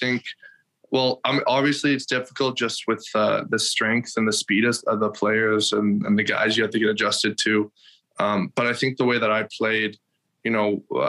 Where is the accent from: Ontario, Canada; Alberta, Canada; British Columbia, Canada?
Alberta, Canada; Edmonton; also born or lived in Kelowna; I loved growing up here. I was in Northwest Edmonton